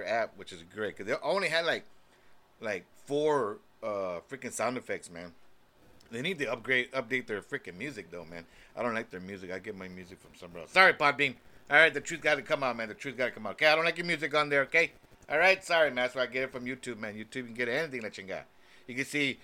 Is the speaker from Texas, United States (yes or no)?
yes; Texas, United States; We're from Texas